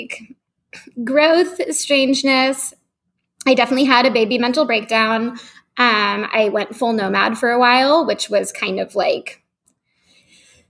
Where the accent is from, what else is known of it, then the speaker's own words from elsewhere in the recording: San Francisco, California, United States; moved away as an adult; also born or lived in Los Angeles; now in San Francisco, United States; I'm from San Francisco and my family is still here